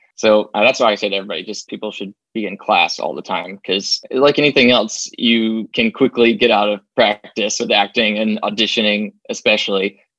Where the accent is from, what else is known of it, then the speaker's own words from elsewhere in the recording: Arkansas, United States; moved away as an adult; now in Los Angeles, United States; I moved out to LA with the sole focus being just acting. And then, you know, I moved out here from Arkansas, and as you can imagine, people weren't exactly knocking on my door with opportunities.